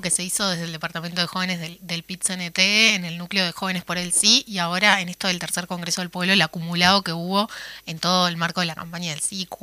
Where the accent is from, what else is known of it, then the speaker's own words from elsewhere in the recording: Uruguay; como juventud uruguaya